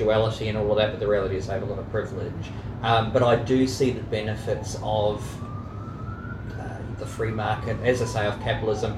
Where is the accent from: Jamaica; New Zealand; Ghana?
New Zealand; I grew up in New Zealand.